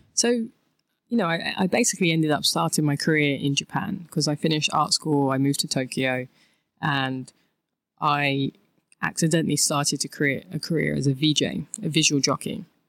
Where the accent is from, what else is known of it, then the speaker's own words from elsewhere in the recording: London, United Kingdom; I'm from England. I'm from a lovely place called Thamesmead in southeast London.